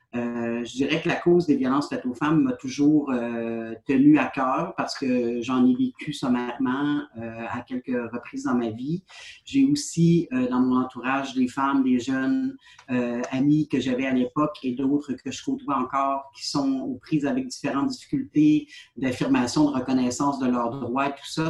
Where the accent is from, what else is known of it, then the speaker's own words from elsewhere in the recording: Côte-Nord, Quebec, Canada; also born or lived in Sherbrooke; moi, j'ai quitté ma belle région de la Côte-Nord pour aller étudier à Sherbrooke en travail social suite à ma formation, je suis revenue chez moi